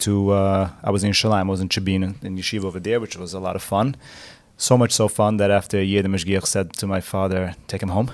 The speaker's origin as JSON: {"language": "English", "town": "New Square", "region": "New York", "country": "United States", "tie": "born or raised there", "said": "I grew up in Square, so my parents lived in Square"}